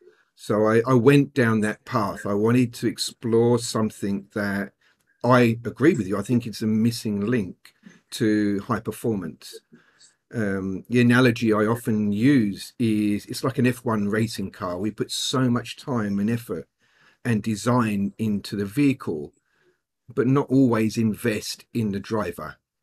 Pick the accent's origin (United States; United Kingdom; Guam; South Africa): United Kingdom; England; I'm very English when it comes to that.